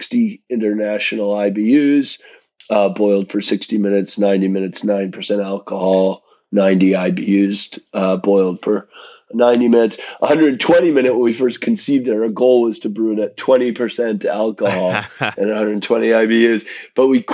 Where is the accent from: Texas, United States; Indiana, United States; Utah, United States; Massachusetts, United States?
Massachusetts, United States; Western; I grew up in Western Massachusetts, but my folks had a summer cabin on an island in Maine.